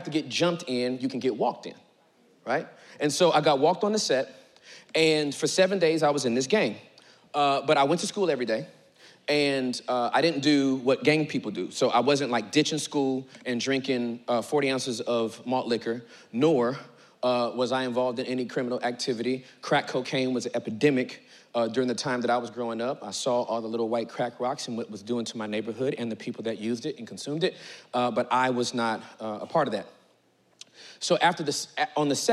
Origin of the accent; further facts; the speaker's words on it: Inglewood, California, United States; I was born and raised in Southern California, Inglewood.